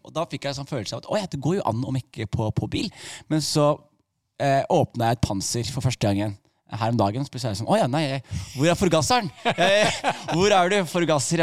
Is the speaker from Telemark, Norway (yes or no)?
yes; Skien, Telemark, Norway; jeg vokste opp i Skien